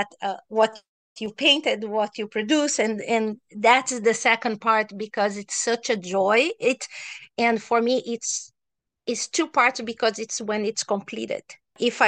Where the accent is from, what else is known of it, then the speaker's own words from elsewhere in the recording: Brazil; moved away; I'm from Brazil, so I was in Brazil at this time